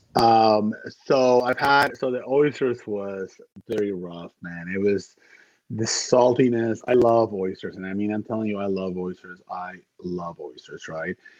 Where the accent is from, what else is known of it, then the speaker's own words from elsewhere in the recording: Dominican Republic; moved away; I am from the Dominican Republic originally, so we are cigar country